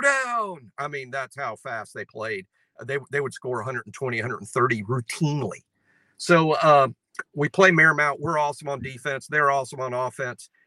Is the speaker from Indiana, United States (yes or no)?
no; Mobile, Alabama, United States; I'm from here and I'm a South Alabama fan. Growing up in Mobile, I've been watching South Alabama sports my whole life.